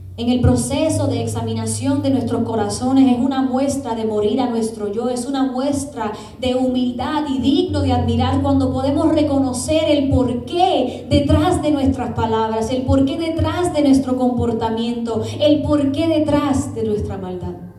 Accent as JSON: {"language": "Spanish", "country": "Puerto Rico", "said": "Yo como buen puertorriqueña que soy"}